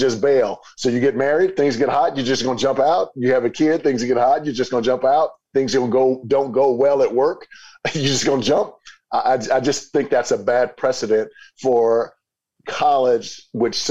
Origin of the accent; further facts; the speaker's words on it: East St. Louis, Illinois, United States; I'm from East St. Louis, Illinois, so, and grew up in poverty